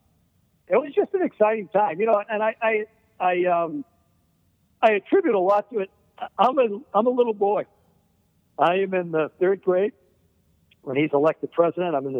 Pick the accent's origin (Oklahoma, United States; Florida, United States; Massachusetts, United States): Massachusetts, United States; I grew up in Massachusetts